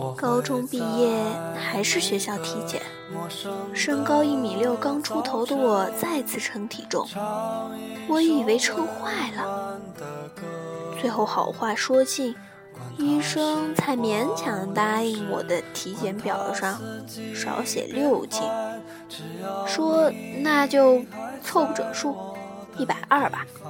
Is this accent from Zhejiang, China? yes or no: no; western Hubei, China; moved away as an adult; now in Beijing, China; 我家虽居内陆小县城，但米缸里永远都是我妈从东北运回来的香喷喷的大米